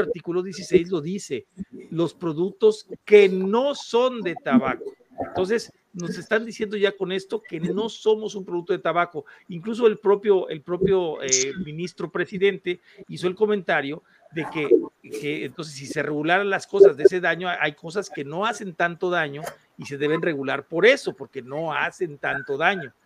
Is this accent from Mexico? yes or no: yes; Mexico